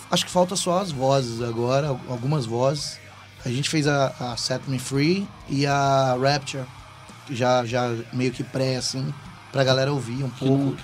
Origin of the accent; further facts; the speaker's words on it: Brazil; A gente é brasileiro